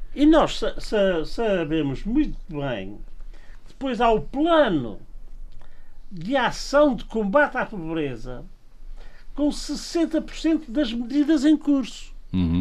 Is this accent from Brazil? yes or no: no; Angra do Heroísmo, Azores, Portugal; minha aldeia, aqui da do Heroísmo